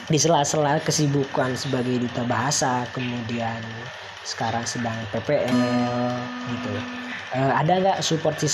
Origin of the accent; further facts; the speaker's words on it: Cipanas, West Java, Indonesia; Oke, aku berasal dari Cipanas aku SMA di kampung ya sebetulnya bo di kampung aku SMA di Cipanas kemudian aku masuk kuliah di Unkipta jurusan biologi